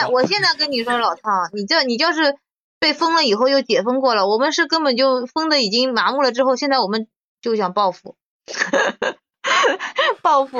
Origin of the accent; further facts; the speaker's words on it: Shanghai, China; 作为上海人，